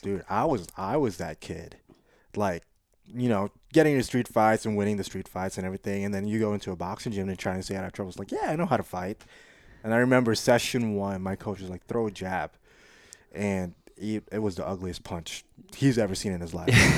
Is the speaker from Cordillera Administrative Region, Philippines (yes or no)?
no; Quezon City, Metro Manila, Philippines; moved away; also born or lived in South Side, Hawaii, United States; growing up in the Philippines, I was in the biggest metropolitan area called Quezon City